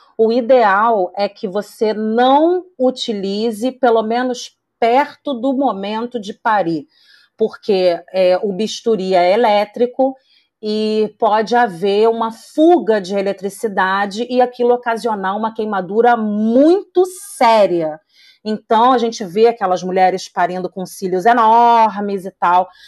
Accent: Rio de Janeiro, Brazil; eu sou do Rio de Janeiro

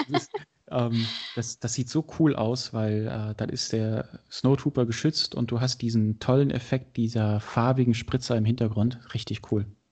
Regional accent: Berlin, Germany; ich bin Berliner

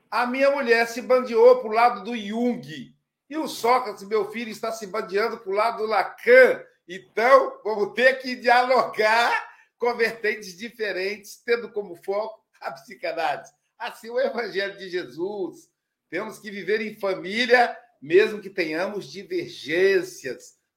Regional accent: Minas Gerais, Brazil; Eu também sou mineiro, então estou me sentindo em casa.

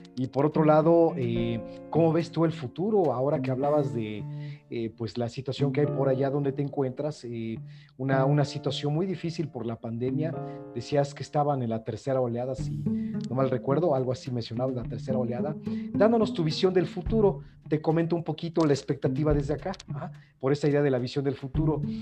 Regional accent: Mexico; aquí en México, en mi país

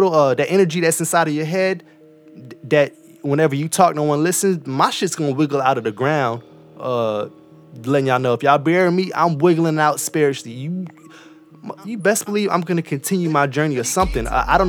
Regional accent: Mississippi, United States; born there; because I was born in Mississippi. Niggas really don't know. My folks are Trinidadian, but the military brought my dad to Mississippi.

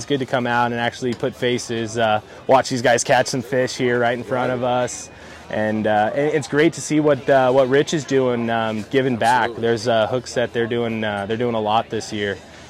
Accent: Los Angeles, California, United States; I grew up in Sylmar, right there, Roxford and Polk.

